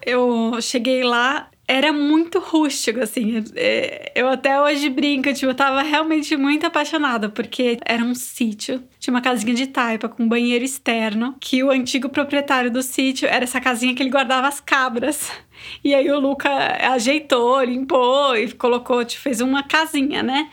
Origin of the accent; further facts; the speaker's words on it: São Paulo, Brazil; moved away as an adult; now in São Miguel dos Milagres, Brazil; Eu sou de São Paulo, mas moro há 10 anos em Alagoas